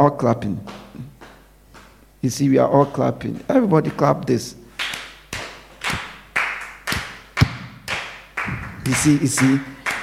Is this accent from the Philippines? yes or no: no; Ghana; growing up in Ghana